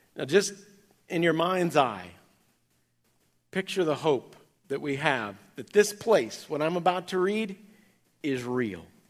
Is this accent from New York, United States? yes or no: no; Kansas, United States; growing up in Kansas